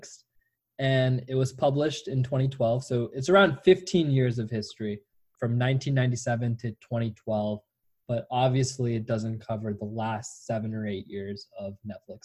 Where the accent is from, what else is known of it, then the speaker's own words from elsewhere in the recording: Orange County, California, United States; now in Los Angeles, United States; you and I grew up in Orange County.